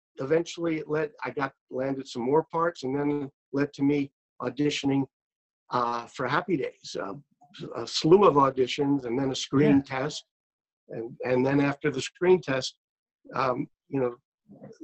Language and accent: English; New York City, New York, United States; I grew up in Brooklyn, New York